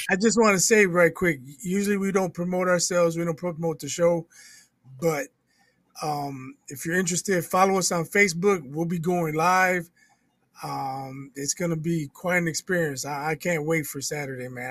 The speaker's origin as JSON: {"language": "English", "town": "Indianapolis", "region": "Indiana", "country": "United States", "tie": "born or raised there", "said": "I played in grade school in my hometown. Then I moved to Indianapolis. I played in middle school"}